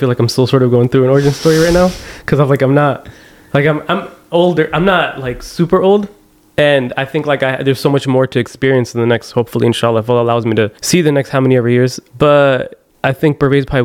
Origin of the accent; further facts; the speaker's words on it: Chicago, Illinois, United States; also born or lived in Madras, India / Morocco; I'm from Chicago, the suburbs of Chicago. Grew up in that community I never left really